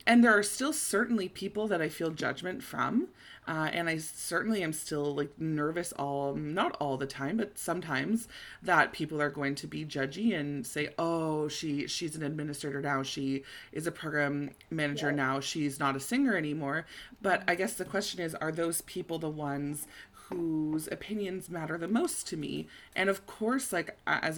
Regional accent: Toronto, Ontario, Canada; also born or lived in Montreal; I was in Montreal for school at McGill, and I'm from Toronto

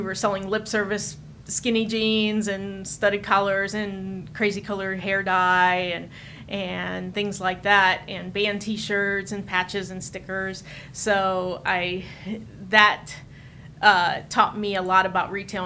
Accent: Chicago, Illinois, United States; also born or lived in Du Quoin, Illinois / Carbondale, Illinois; now in Austin, United States; I was born in Chicago and lived there until I was thirteen.

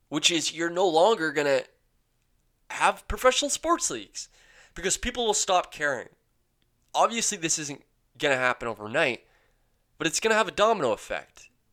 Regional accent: London, Ontario, Canada; I grew up in London

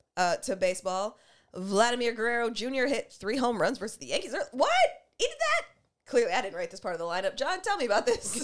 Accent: Canada; fun, fine, black, and Canadian like us

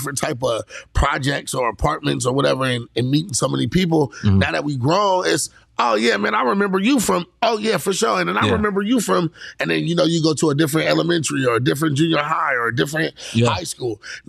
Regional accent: San Diego, California, United States; I'm from the East, though. You know what I'm saying? So I grew up on the east side of town.

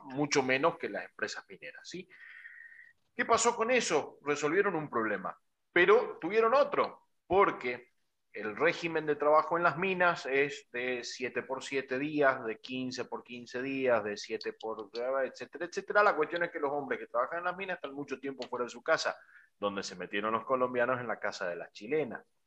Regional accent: Argentina; also born or lived in Bolivia; Yo tengo 45 años, pero vivo desde los 8 en Argentina soy nacido en Bolivia, pero de padres argentinos, descendientes de italianos y de sirios

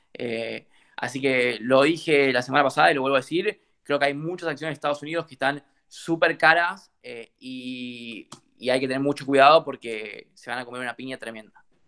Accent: Corrientes, Argentina; yo soy de Corrientes, del interior de Argentina

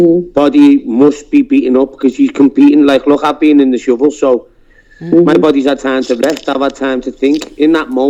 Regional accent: Liverpool, North West England, United Kingdom; accent: Scouse; I'm a Scouser. I've always lived here

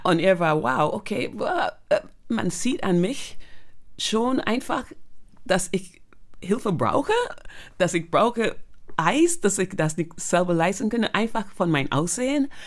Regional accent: Barbados; German is a second language; moved away as an adult; now in Germany; bin aufgewachsen auf Barbados

